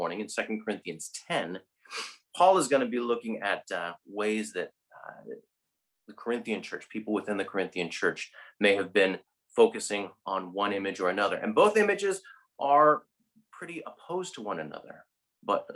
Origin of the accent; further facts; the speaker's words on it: Northern California, United States; moved away as an adult; now in Dublin, Ireland; I, from Northern California, lived 18 years of my life in two stints in Northern California